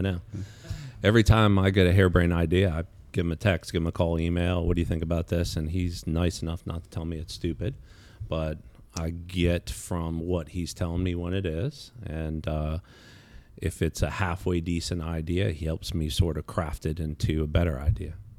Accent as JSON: {"language": "English", "region": "Virginia", "country": "United States", "tie": "born or raised there", "said": "I grew up in Virginia."}